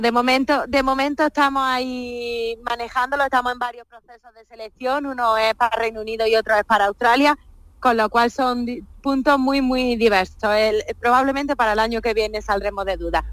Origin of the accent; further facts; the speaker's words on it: Linares, Andalusia, Spain; moved away as an adult; Yo soy muy, muy andaluza y lo llevo por bandera. Lógicamente, echo mucho de menos mi tierra.